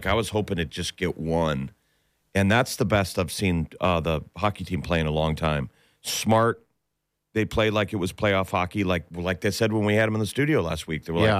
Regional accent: Omaha, Nebraska, United States; I was born in Omaha.

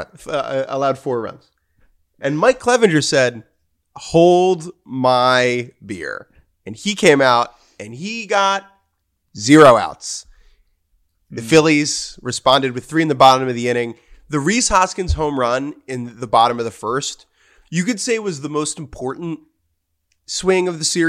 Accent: Dominican Republic; English is a second language; I'm from the Dominican. We play a lot of baseball in the backyard. From where I'm from, we play too much baseball.

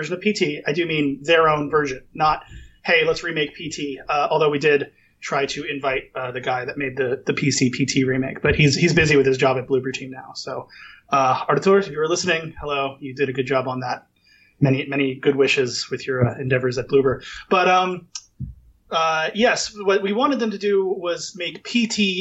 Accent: United States; I'm such an American

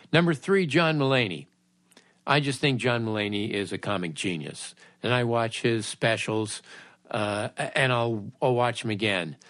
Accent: California, United States; I'm from California

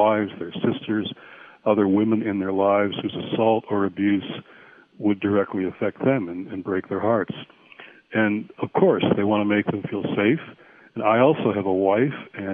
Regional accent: Michigan, United States; now in Washington, United States; I'm calling in from a retreat in the middle of my home state of Michigan

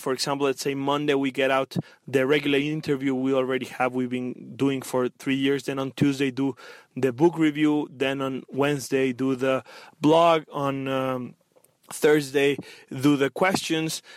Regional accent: Mexico; I am from Mexico

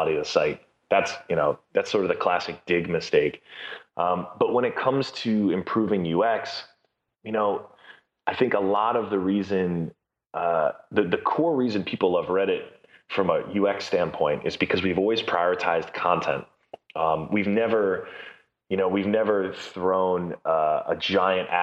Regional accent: New York City, New York, United States; I was born in Brooklyn

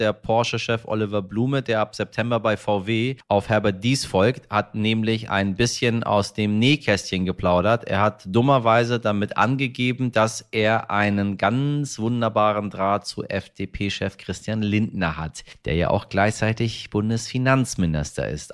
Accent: Germany

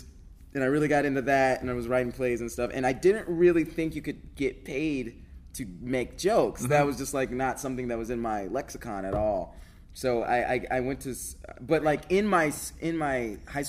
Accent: Atlanta, Georgia, United States; also born or lived in California; I was born in California. My dad was in the Air Force, but I grew up in Atlanta.

